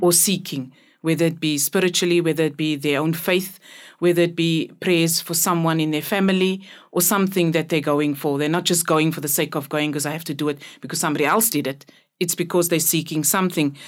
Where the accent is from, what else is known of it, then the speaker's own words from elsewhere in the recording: Cape Town, Western Cape, South Africa; I grew up in Cape Town, the colored community in Cape Town